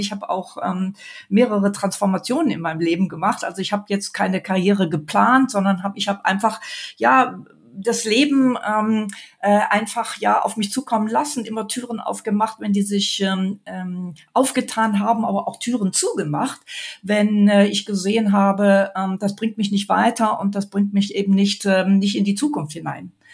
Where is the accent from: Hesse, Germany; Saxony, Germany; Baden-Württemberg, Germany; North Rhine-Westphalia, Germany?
North Rhine-Westphalia, Germany; Mönchengladbach; moved away as an adult; now in Munich, Germany; Gebürtig bin ich aus Mönchengladbach